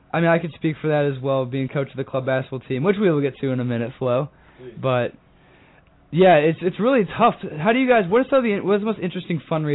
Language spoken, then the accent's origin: English; Dallas, Texas, United States; moved away; I'm being from Dallas.